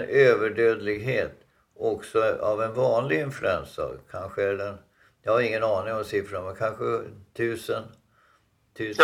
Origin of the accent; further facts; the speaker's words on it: Dalarna County, Sweden; moved away; hemma i Dalarna på 50-60-talet